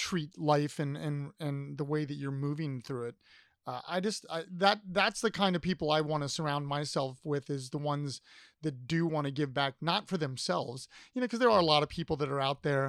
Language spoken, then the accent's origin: English; Columbus, Ohio, United States; moved away; I'm from Columbus originally